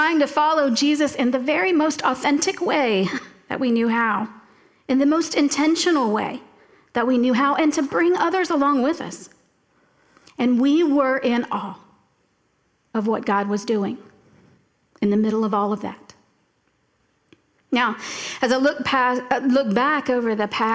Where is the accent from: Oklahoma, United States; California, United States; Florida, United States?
Florida, United States; Florida Keys, United States; moved away; also born or lived in Tallahassee, Florida; I grew up in the Florida Keys, and I moved to Tallahassee about 2 years before Hurricane Andrew went through South Florida